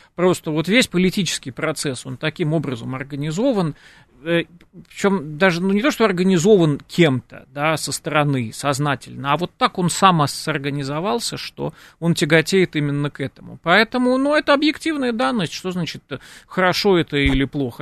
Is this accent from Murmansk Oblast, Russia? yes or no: no; Moscow, Russia; нам уже москвичам